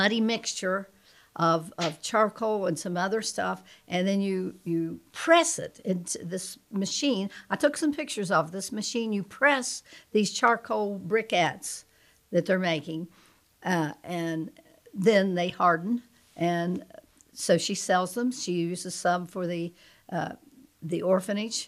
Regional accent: West Virginia, United States; also born or lived in Florida; now in Portsmouth, Ohio, United States; my little church growing up in West Virginia, little Mud River Church

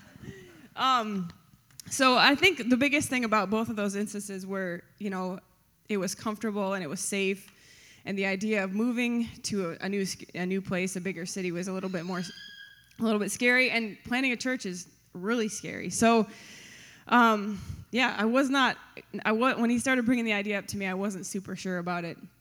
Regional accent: Grand Rapids, Michigan, United States; I grew up in the Grand Rapids area

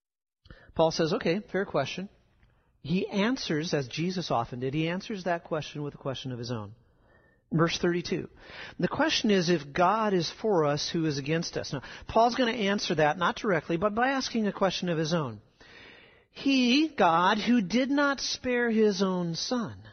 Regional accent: South Dakota, United States; moved away; where I grew up in South Dakota, we get rain in the summer thunderstorms

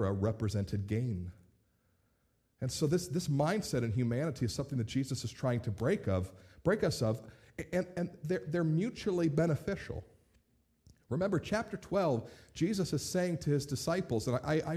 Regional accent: United States; ourselves as American Christians

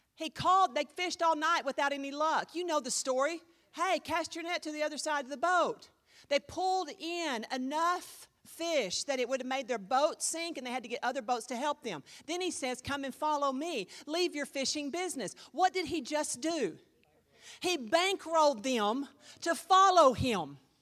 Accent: United States; I'm an American

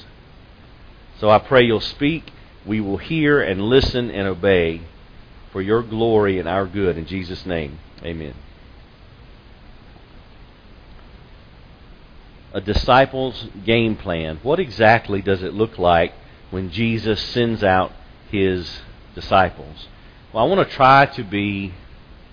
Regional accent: Lexington, United States; growing up in Lexington, back when it was a smaller town, and my father worked at the bank in town

